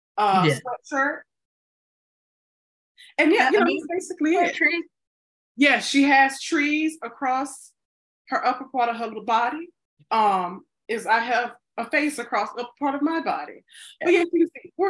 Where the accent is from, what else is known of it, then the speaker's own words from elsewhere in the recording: Mississippi, United States; now in Chicago, United States; I grew up in Mississippi